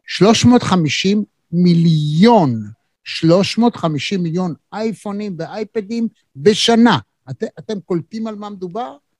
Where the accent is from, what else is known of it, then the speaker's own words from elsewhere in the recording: Israel; אנחנו כישראלים